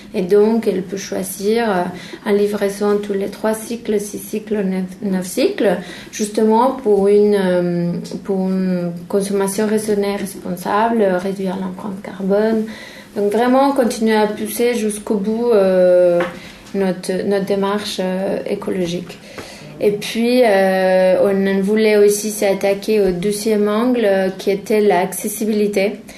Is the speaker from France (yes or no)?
no; Mexico; moved away; chez moi au Mexique